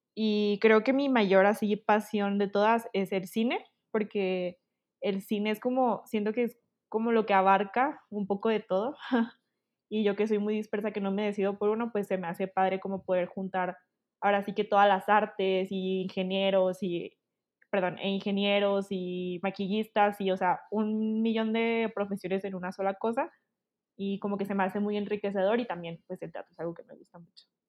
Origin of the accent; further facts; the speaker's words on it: Chihuahua, Mexico; now in Guadalajara, Mexico; yo soy originaria de Chihuahua, Chihuahua, ahorita estoy viviendo en Guadalajara